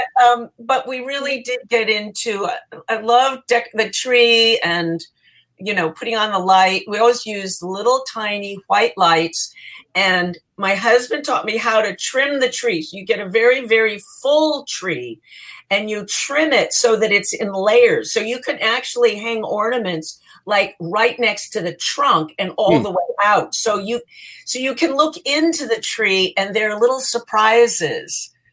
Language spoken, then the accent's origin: English; New Jersey, United States; moved away as an adult; I grew up in New Jersey